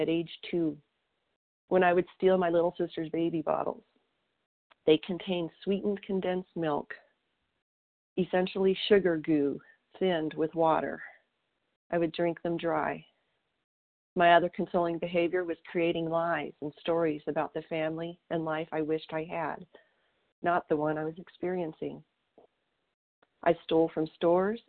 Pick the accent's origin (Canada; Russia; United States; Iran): United States; southern Colorado; moved away as an adult; also born or lived in Wyoming / Oklahoma; my hometown in southern Colorado